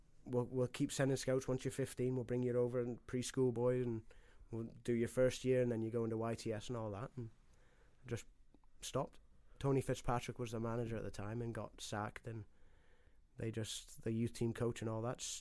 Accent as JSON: {"language": "English", "region": "Ontario", "country": "Canada", "tie": "born or raised there", "also_born_or_lived": "Scotland", "said": "I was born in Scotland. Moved to Canada when I was a year and a half. Dad got a job offer over there and family just uprooted."}